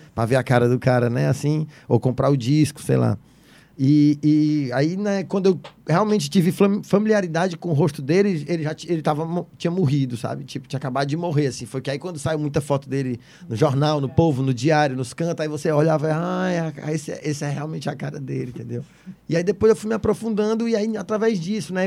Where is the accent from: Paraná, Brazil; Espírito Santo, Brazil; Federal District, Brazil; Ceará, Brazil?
Ceará, Brazil; Fortaleza; also born or lived in São Paulo; eu nasci em Messejana, morei em cidades funcionários, morei muito tempo em vários lugares da Messejana, fui para São Paulo, voltei para Fortaleza